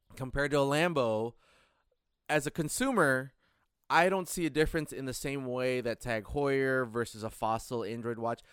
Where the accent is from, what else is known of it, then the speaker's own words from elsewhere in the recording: Michigan, United States; moved away; I grew up in Michigan where going seven mile per, seven miles per hour over the speed limit is a ticket.